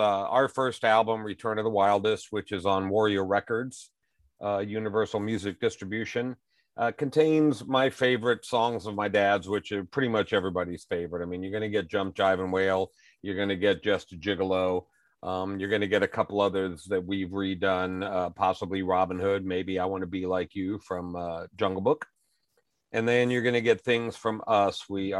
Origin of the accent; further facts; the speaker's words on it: New Orleans, Louisiana, United States; also born or lived in Las Vegas, United States; I mean, I grew up in New Orleans and Las Vegas, and just as early as I can remember, my dad was bringing us on stage